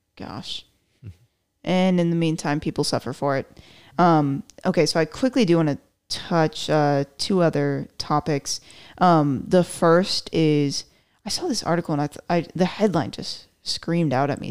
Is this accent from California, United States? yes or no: no; Florida, United States; now in Texas, United States; I was born in Florida